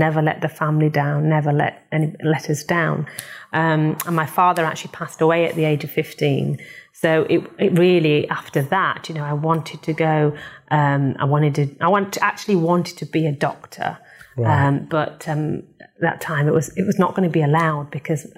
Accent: Bradford, Yorkshire and the Humber, United Kingdom; I was born in Bradford

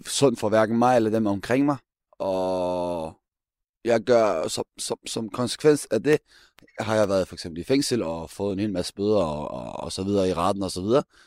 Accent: Denmark; nu er jeg født opvokset her

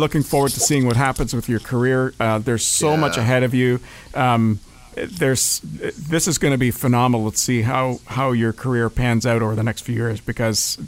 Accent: Brampton, Ontario, Canada; I'm from Brampton

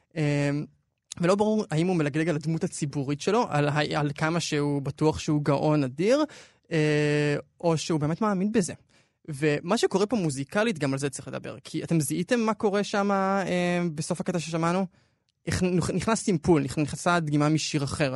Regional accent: Israel; אנחנו ישראלים

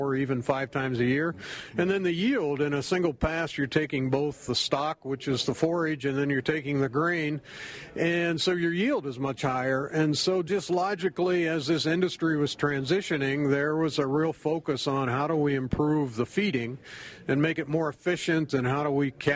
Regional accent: Pennsylvania, United States; moved away as an adult; also born or lived in Maryland; now in Wisconsin, United States; I grew up on the East Coast in Pennsylvania, and growing up, we always fed a lot of corn silage

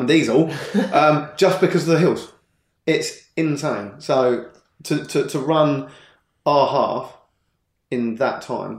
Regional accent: Hollington, South East England, United Kingdom; I grew up in Hollington

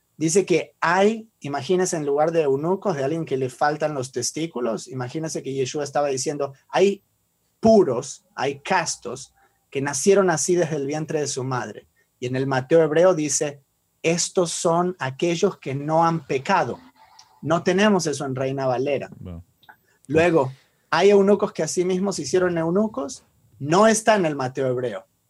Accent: Argentina; yo soy judío y argentino porque nací en esa región

